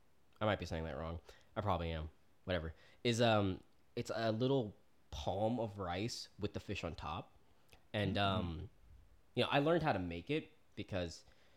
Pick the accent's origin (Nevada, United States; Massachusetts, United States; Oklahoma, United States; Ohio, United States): Oklahoma, United States; also born or lived in Florida; I grew up in Oklahoma. I was born in Florida. I was a military kid, so I've been around. I have family in Texas.